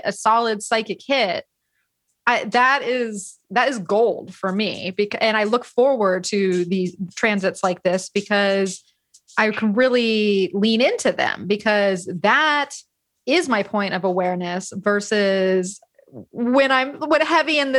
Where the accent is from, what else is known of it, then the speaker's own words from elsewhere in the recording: Florida, United States; now in California, United States; as someone who grew up, born and raised in Florida, I know it is a special place. But even here in California